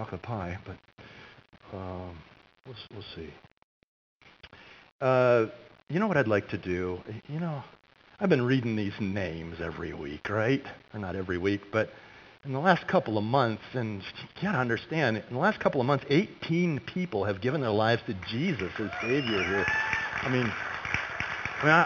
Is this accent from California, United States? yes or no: yes; California, United States; moved away; when I was a kid growing up in California